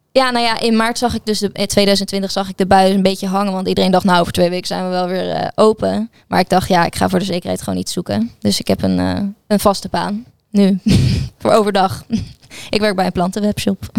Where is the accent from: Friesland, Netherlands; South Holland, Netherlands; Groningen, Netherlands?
South Holland, Netherlands; Gouda; ik ben geboren en getogen in Gouda